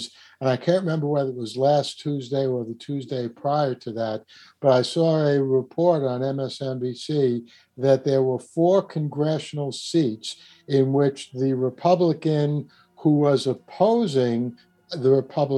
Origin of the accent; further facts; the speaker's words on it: New York, United States; accent: New York; my New York accent